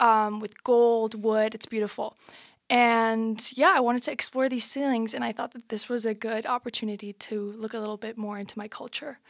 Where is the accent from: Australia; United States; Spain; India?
Spain; Madrid, Community of Madrid; I'm from Madrid, but my dad's from Granada